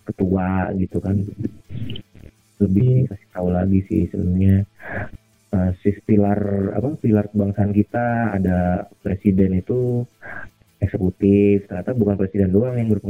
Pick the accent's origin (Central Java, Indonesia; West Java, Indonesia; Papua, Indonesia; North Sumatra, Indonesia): West Java, Indonesia; Depok; gila beneran gue dari Depok gue.